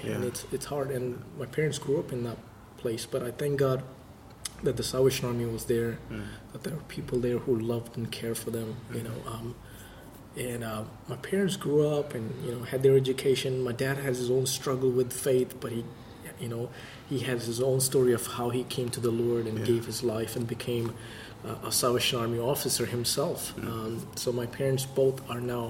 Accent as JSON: {"language": "English", "town": "Mumbai", "region": "Maharashtra", "country": "India", "tie": "born or raised there", "also_born_or_lived": "United States", "moved": "as an adult", "lives_now": "United Kingdom", "said": "I'm from India, I've grown and brought up in India."}